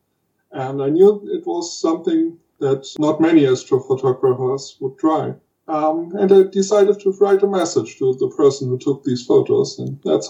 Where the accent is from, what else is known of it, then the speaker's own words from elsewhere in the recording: Germany; I'm from Germany